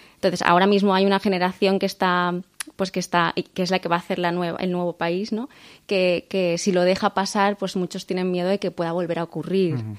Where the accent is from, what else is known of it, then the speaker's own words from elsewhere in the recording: Valencian Community, Spain; aunque somos españoles, somos valencianos